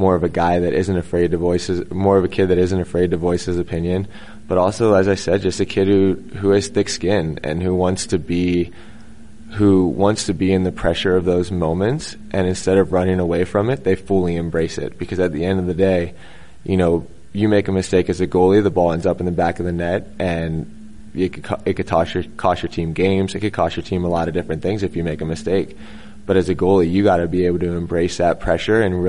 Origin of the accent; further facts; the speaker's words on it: the South, United States; I'm from the South